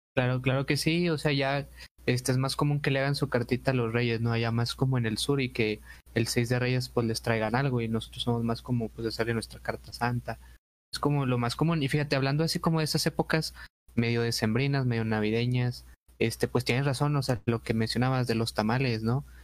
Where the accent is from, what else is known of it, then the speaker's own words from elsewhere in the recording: Mexico; como nosotros, como de mexicanos